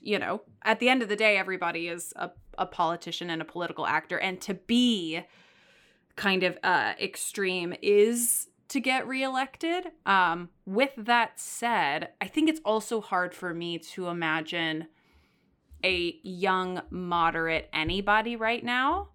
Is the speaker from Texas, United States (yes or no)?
yes; Texas, United States; now in New York, United States; I come from Texas